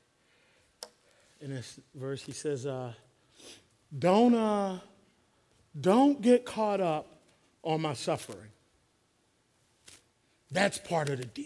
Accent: Philadelphia, Pennsylvania, United States; growing up in Philly as an African-American man

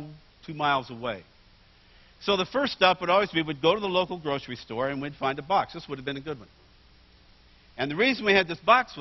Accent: Bakersfield, California, United States; moved away; also born or lived in Oregon; I grew up in Bakersfield, California

